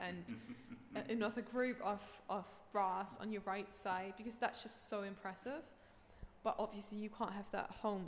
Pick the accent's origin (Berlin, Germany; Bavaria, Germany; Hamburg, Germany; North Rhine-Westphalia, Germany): Hamburg, Germany; I grew up in Hamburg